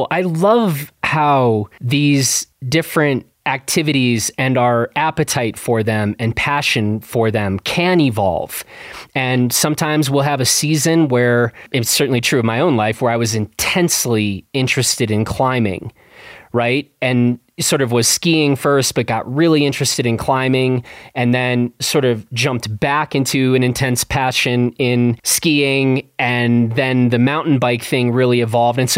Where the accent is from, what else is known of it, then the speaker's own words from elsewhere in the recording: Wellington, New Zealand; moved away as an adult; also born or lived in Australia / Vancouver, Canada; now in London, United Kingdom; growing up in New Zealand